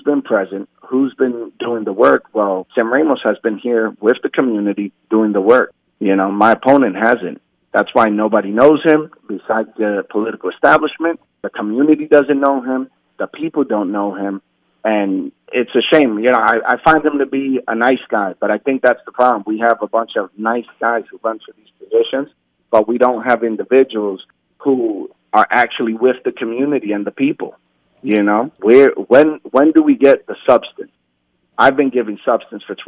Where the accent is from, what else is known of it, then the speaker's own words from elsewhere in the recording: Allentown, Pennsylvania, United States; also born or lived in New York; I was born in New York, but I was raised in Allentown. I've been here since I was 2 years old.